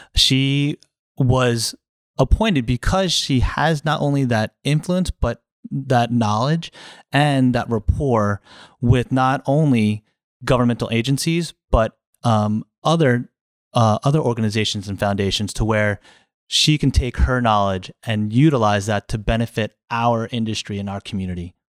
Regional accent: New Jersey, United States; moved away as an adult; now in Florida, United States; I grew up in New Jersey, uh, a little far away from here

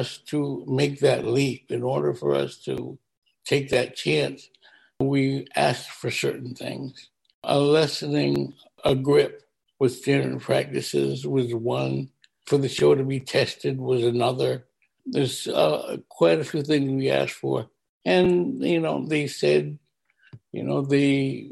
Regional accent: North Carolina, United States; also born or lived in New Haven, Connecticut; I was born in New Haven, Connecticut, ironically, same place Norman Lear was born, and right. Raised and sort of raised in the South, North Carolina

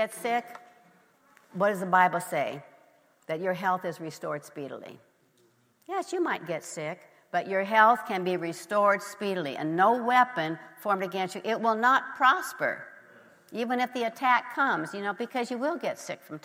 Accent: Nebraska, United States; I grew up in Nebraska

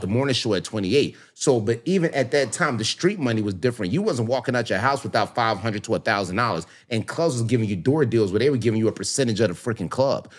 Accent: Philadelphia, Pennsylvania, United States; also born or lived in South Florida; now in Miami, United States; I grew up in Philly, born and raised

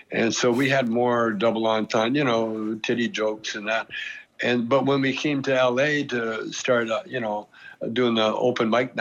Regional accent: Canada; moved away; I'm Canadian

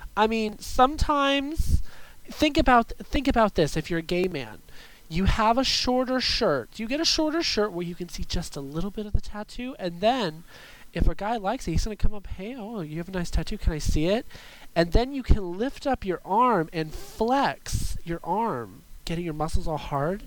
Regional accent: California, United States; I am from California

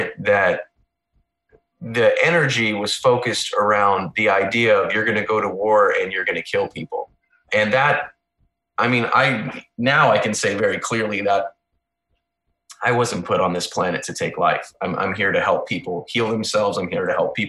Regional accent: Missouri, United States; moved away as an adult; now in near Washington, D.C., United States; I'm from Missouri originally.

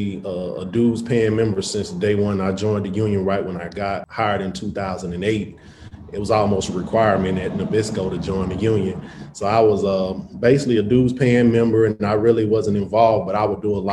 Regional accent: Atlanta, Georgia, United States; also born or lived in Western Michigan; I came back to Atlanta from Western Michigan

